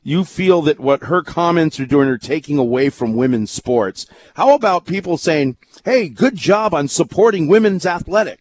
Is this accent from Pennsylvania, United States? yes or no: no; Hawaii, United States; Born and raised in Hawaii all my life